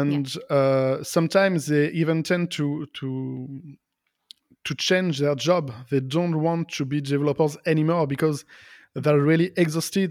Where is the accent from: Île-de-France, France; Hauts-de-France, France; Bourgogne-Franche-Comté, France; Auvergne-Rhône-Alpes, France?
Auvergne-Rhône-Alpes, France; Lyon; English is a second language; in my hometown, in Lyon